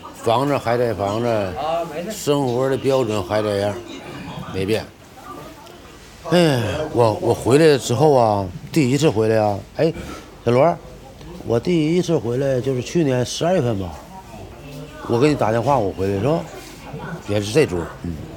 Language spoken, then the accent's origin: Chinese; Xingcheng, Liaoning, China; moved away as an adult; now in Shenyang, China; 我这葫芦岛人，兴城、锦溪。